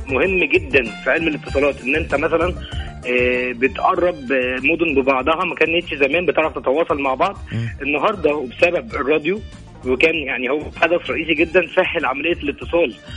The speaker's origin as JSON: {"language": "Arabic", "town": "El Mahalla El Kubra", "region": "Gharbia", "country": "Egypt", "moved": "yes", "lives_now": "Jeddah, Saudi Arabia", "said": "من المحله"}